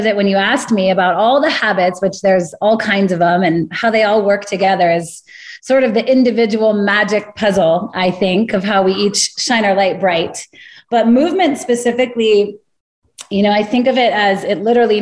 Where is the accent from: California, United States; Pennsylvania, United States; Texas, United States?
California, United States; Northern; I grew up in Northern California